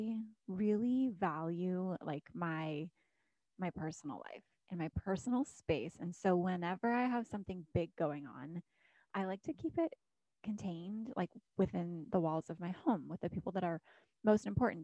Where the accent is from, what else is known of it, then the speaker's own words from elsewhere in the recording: Alaska, United States; moved away as an adult; also born or lived in Florida; I was born and raised in Alaska, had not lived anywhere other than Alaska for 24 years until we decided to move out of Alaska and move to Florida